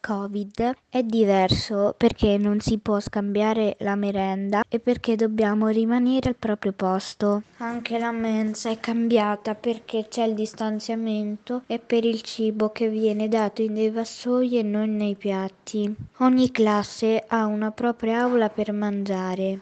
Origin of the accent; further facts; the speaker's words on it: Fermo, Marche, Italy; ho 10 anni e vengo da Lido di San Tommaso a Fermo